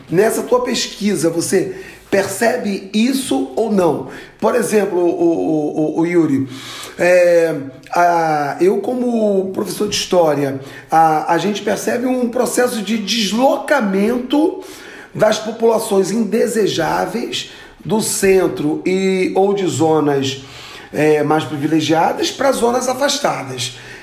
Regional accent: Duque de Caxias, Rio de Janeiro, Brazil; moved away; eu vim do Rio de Janeiro, né? E morei na Baixada Fluminense minha vida toda, né? No município de Duque de Caxias

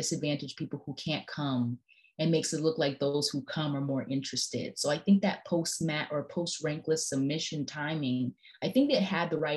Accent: Midwest, United States; moved away; also born or lived in East Coast; I'm from the Midwest, I've been on the East Coast for a while

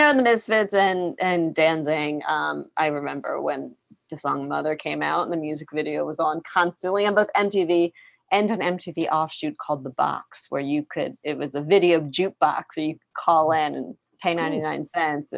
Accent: Philadelphia, Pennsylvania, United States; moved away; I'm from Philadelphia

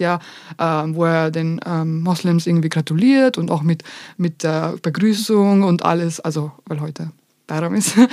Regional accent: Vienna, Austria; first language Bosnian; German is a second language; Ja, aus Österreich

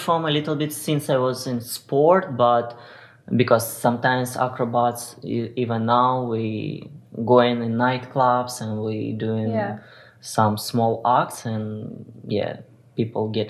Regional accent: Ukraine; English is a second language; moved away as an adult; get out from my country, because I'm from Ukraine

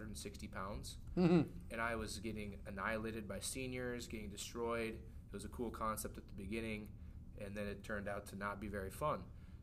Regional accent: Armstrong, Iowa, United States; also born or lived in Sheldon, Iowa; I grew up in Armstrong, Iowa

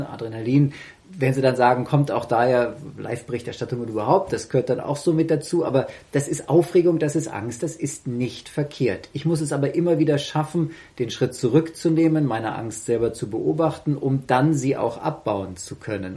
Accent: Germany; Ich bin ja deutscher Staatsbürger

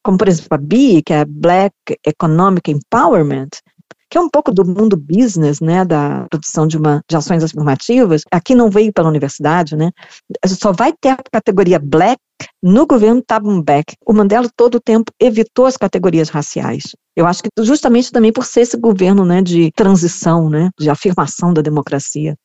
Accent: Brazil; now in South Africa

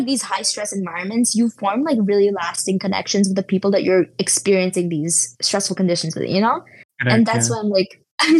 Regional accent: India; now in United States; I moved from India to the US and that was really hard at first, but now I'm like settled and stuff like that.

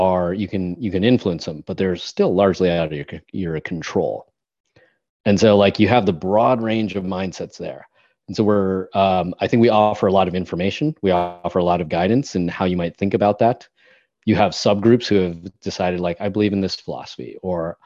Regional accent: United States; as an American

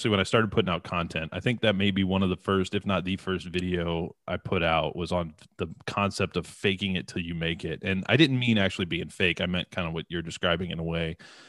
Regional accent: Detroit, Michigan, United States; from Detroit.

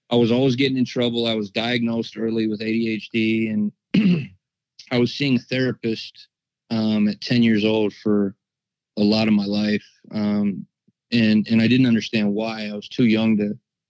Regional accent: Ohio, United States; I'm from Ohio

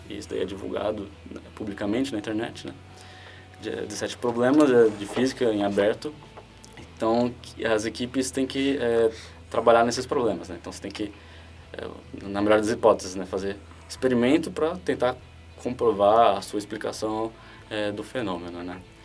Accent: Guarulhos, São Paulo, Brazil; não, não sou do ABC, sou de é, Guarulhos, mas ainda é próximo

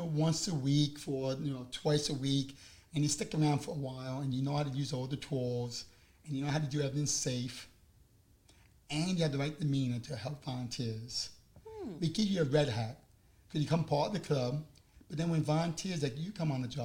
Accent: Long Island, New York, United States; accent: New York; moved away; I'm from Long Island

